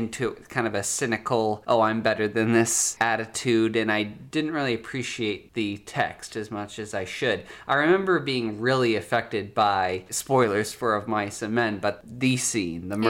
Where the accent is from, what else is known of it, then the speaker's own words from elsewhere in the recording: Massachusetts, United States; I'm from Massachusetts